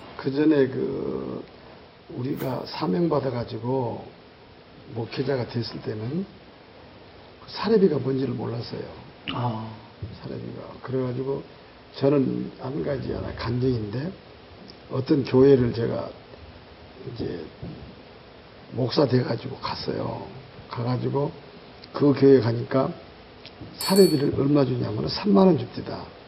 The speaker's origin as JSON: {"language": "Korean", "country": "Kenya", "second_language": "Korean", "moved": "yes", "lives_now": "South Korea", "said": "케냐에서 왔습니다. 현재 예원교회에서 훈련받고 있습니다"}